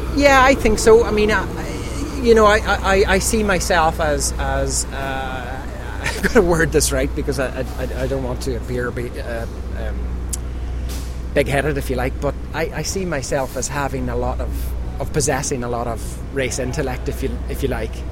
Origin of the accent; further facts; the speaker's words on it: Ireland; back home in Ireland